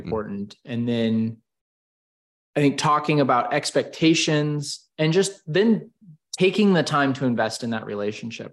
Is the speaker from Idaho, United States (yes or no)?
yes; Boise, Idaho, United States; moved away as an adult; also born or lived in Salt Lake City, Utah; now in Denver, United States; I grew up in Idaho in the Boise area on a family farm